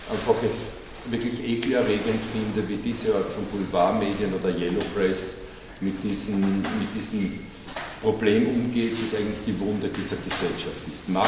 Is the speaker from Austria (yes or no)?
yes; Austria; Als Österreicher, wer ist der Hitler in mir?